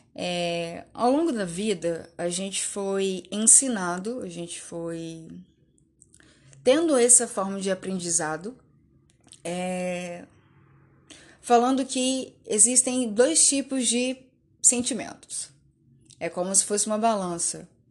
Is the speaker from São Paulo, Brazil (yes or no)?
no; Belo Horizonte, Minas Gerais, Brazil; sou de BH